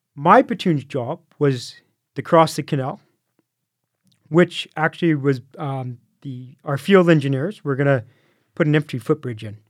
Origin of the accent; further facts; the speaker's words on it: Canada; I'm from Canada